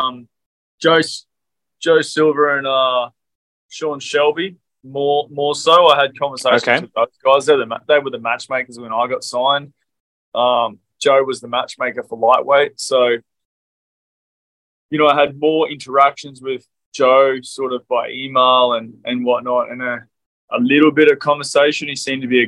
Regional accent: Queensland, Australia; as a Queenslander

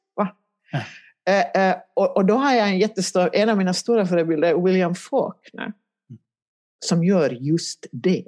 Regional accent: Helsinki, Uusimaa, Finland; moved away as an adult; now in Ekenäs, Finland; jag kommer ju från Helsingfors ursprungligen.

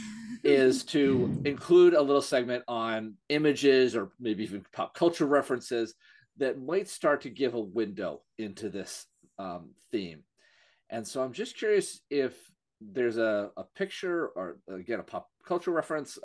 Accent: Vermont, United States; here in my home state of Vermont

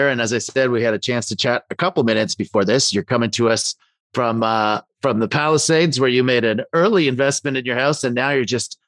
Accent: Canada; I'm from Canada there

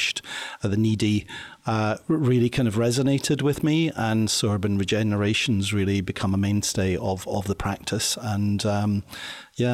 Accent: Glasgow, Scotland, United Kingdom; I grew up in Glasgow in the, 70s.

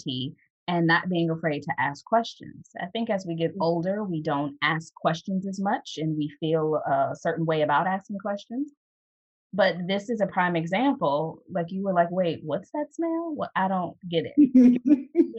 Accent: United States; as an American

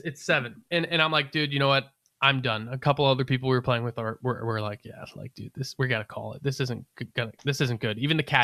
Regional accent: Northern Virginia, United States; I'm from Northern Virginia, Appalachian Mountain area. Like I'm used to some pretty cold shit. It gets cold where I'm from.

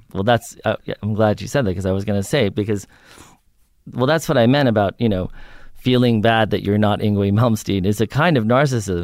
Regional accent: New York, United States; I grew up in New York on the Upper West Side

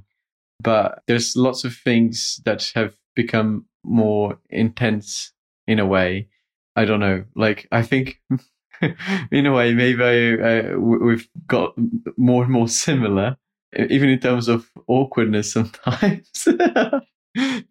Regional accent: Brazil; I'm from Brazil and I'm an art historian

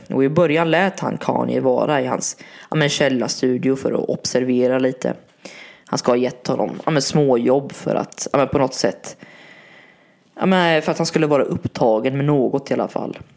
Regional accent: Varberg, Halland County, Sweden; min hemstad Varberg

